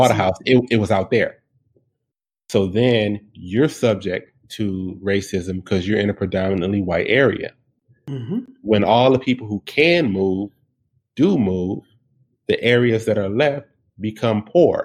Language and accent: English; Detroit, Michigan, United States; I was born and raised in Detroit